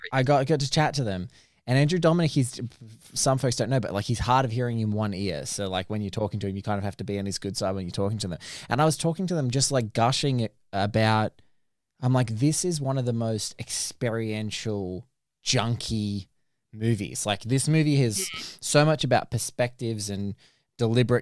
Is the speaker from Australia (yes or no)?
yes; Australia; speaking as an Australian